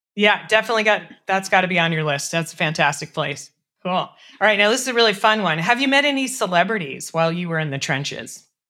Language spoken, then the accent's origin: English; Colorado, United States; moved away; I'm from Colorado originally